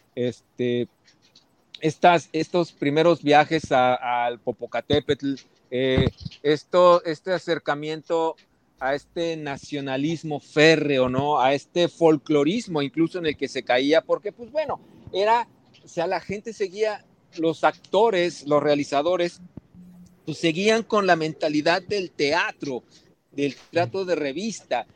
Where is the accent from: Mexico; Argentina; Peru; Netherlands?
Mexico; Mexico City; also born or lived in Veracruz / Puebla; realmente sí soy chilango, porque Veracruz, dos años llegué a la ciudad